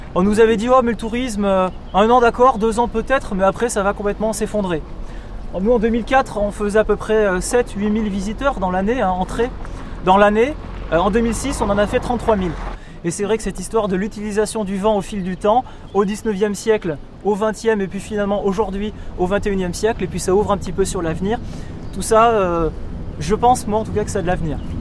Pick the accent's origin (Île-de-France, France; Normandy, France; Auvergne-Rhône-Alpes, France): Auvergne-Rhône-Alpes, France; Ally; je suis d'Ali